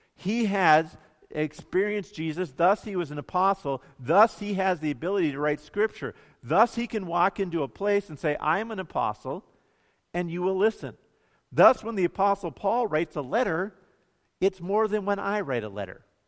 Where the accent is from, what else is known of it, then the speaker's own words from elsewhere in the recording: Bemidji, Minnesota, United States; growing up in Bemidji